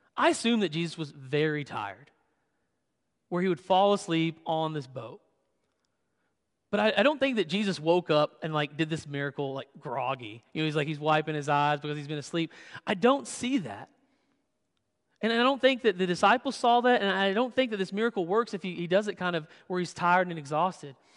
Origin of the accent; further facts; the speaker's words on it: Western Kentucky, United States; moved away; my hometown in Western Kentucky